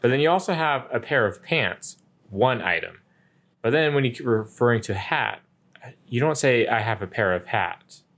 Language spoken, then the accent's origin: English; United States; me being an American English speaker